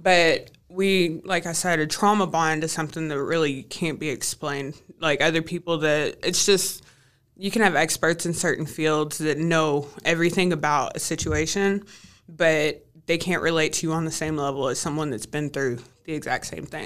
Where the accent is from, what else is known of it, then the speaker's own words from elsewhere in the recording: Kentucky, United States; also born or lived in California; came back to my hometown